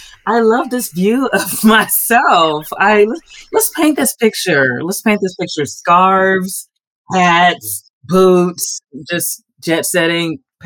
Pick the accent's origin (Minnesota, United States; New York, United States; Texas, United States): Texas, United States; Houston; moved away as an adult; now in Rome, Italy; I'm from Houston, Texas.